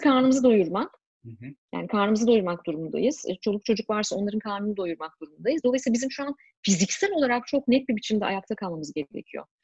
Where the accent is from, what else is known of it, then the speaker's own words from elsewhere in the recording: Turkey; moved away as an adult; now in Canada; sonuçta Türkiye'liyim.